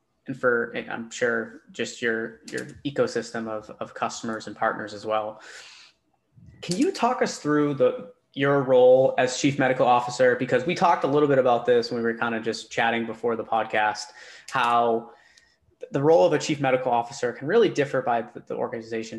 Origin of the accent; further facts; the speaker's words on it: Boston, Massachusetts, United States; moved away; I'm originally from the Boston area